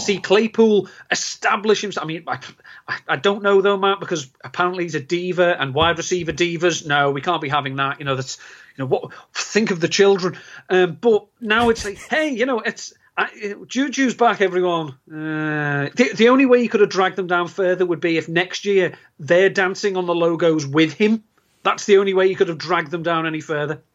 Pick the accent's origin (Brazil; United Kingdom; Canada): United Kingdom; England; being English